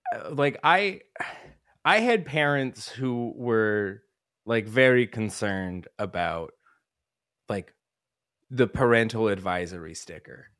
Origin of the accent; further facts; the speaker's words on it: Denver, Colorado, United States; also born or lived in Rochester, New York; I grew up in Colorado